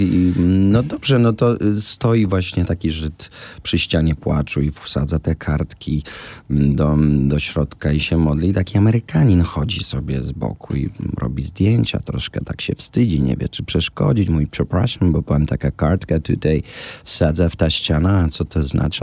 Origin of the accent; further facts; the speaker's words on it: Łódź, Łódź Voivodeship, Poland; now in Warsaw, Poland; Ten fortepian stał zawsze w naszym mieszkaniu w Łodzi. Ja się ona się z nim wychowała, później ja się z nim wychowałem